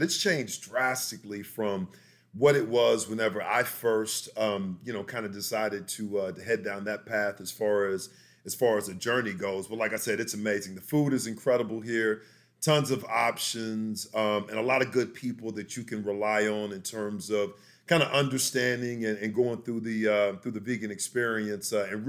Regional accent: Victoria, Texas, United States; now in Dallas-Fort Worth, United States; I'm originally from South Texas, grew up in Victoria, which is down near the coast. So I was there for a majority of my life, and then moved up here to the Dallas-Fort Worth area

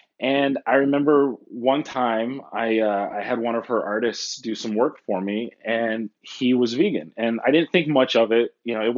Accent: Chicago, Illinois, United States; now in Southern California, United States; I'm originally from the Midwest. I was born in Chicago, Illinois, moved around a lot and ended up in Southern California, which is where I live now.

